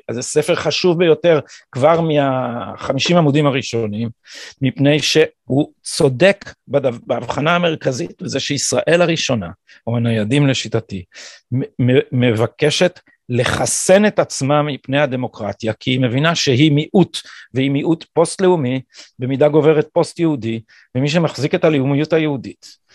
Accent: Jerusalem, Jerusalem District, Israel; אצלנו בירושלים אנחנו גדלנו על הדיכוטומיה הזאת, בירושלים האשכנזית

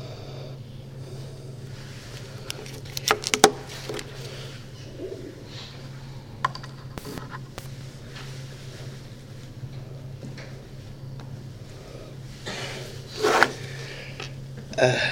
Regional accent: Iran; we Iranians

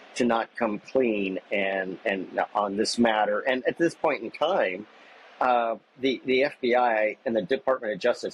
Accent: Washington, United States; I'm from Washington State

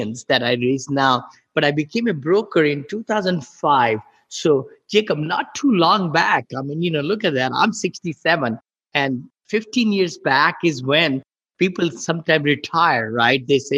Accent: India; moved away as an adult; now in United States; I grew up in India

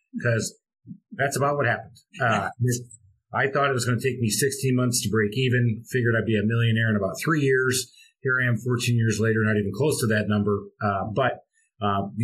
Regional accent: Michigan, United States; moved away as an adult; also born or lived in Charlotte, North Carolina; now in Atlanta, United States; I'm born and raised in Michigan

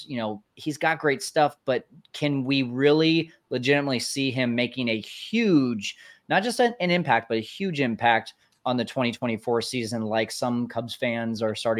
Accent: Fresno, California, United States; my hometown, Fresno.

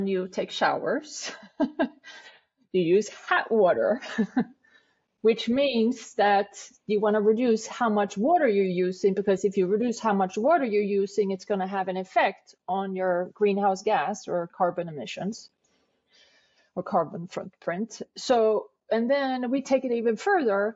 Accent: Sweden; moved away as an adult; also born or lived in New York City; now in New York, United States; I am from Sweden originally. I moved to New York in 1994.

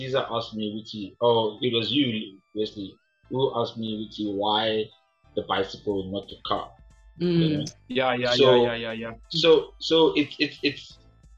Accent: Soweto, Gauteng, South Africa; where I'm from, like I'm from Soweto

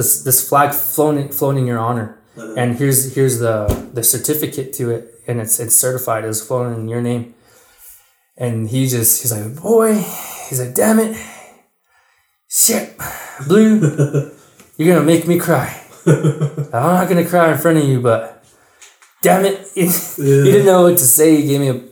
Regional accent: Mescalero, New Mexico, United States; moved away; growing up in the Mescalero schools

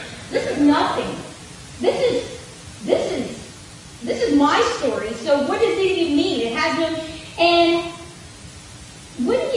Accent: Gaffney, South Carolina, United States; So I grew up in Gaffney, South Carolina, which is a small town in the Piedmont area.

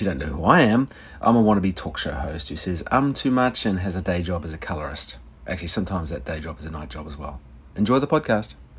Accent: Auckland, New Zealand; moved away; I grew up in Auckland

